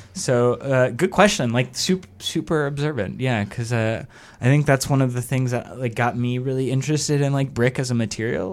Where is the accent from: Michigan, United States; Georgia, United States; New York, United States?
Georgia, United States; Atlanta; now in Chicago, United States; I'm originally from Atlanta